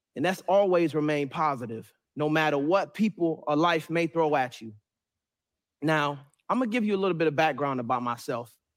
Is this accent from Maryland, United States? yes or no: yes; Suitland, Maryland, United States; also born or lived in Raleigh, North Carolina; was raised majority in Suitland, Maryland, which made me who I am today